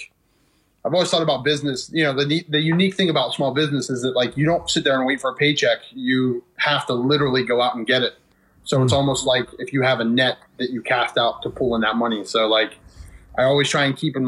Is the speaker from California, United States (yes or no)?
no; Wheeling, West Virginia, United States; also born or lived in Bridgeport, Ohio; I spent my entire childhood in Wheeling